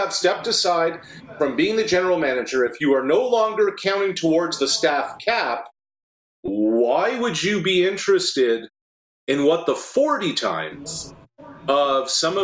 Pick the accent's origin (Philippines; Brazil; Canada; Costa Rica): Canada; the Maritimes; moved away; I'm an East Coaster. I grew up in the Maritimes